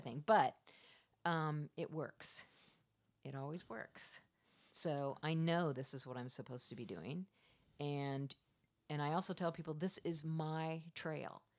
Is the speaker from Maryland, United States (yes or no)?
no; Iowa, United States; also born or lived in Florida; now in Washington, United States; I'm from the Midwest. I grew up uh, in Iowa